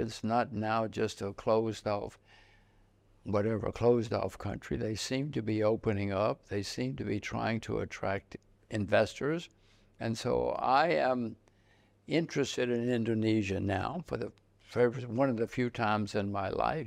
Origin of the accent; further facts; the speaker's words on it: United States; I'm an American